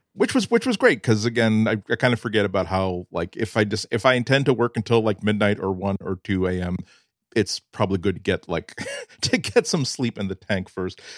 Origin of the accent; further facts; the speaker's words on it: New England, United States; I'm a New Englander